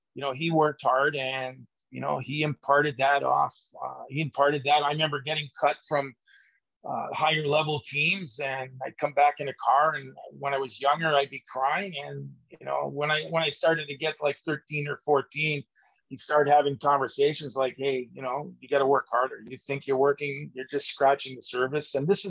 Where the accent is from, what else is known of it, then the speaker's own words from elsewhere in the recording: Toronto, Ontario, Canada; first language Italian; English is a second language; Probably my first language was Italian. Even with a Canadian mom, she spoke Italian as well